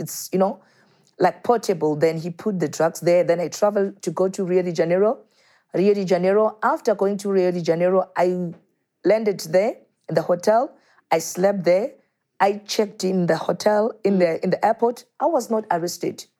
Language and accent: English; Soweto, Gauteng, South Africa; born and brought up in Soweto